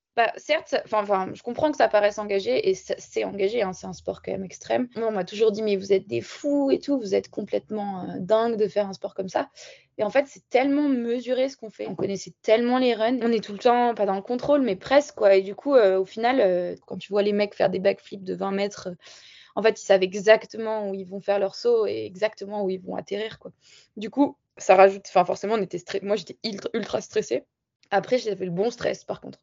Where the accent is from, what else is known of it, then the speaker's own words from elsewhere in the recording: Barcelonnette, Provence-Alpes-Côte d'Azur, France; also born or lived in Marseille / Le Sauze; je suis originaire de Barcelonnette, dans les Alpes du Sud. J'ai grandi là-bas, je suis née à Marseille quand même